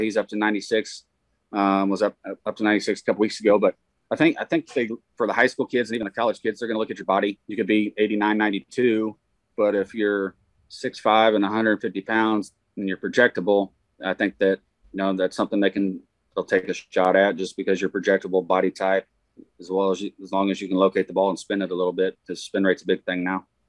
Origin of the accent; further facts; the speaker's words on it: Excelsior Springs, Missouri, United States; I coach wrestling at Excelsior Springs, where my uh, my alma mater, my high school, my hometown